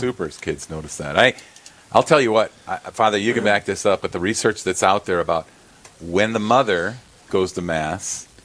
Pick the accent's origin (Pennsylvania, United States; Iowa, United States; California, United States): Iowa, United States; born there; And I was born in Iowa.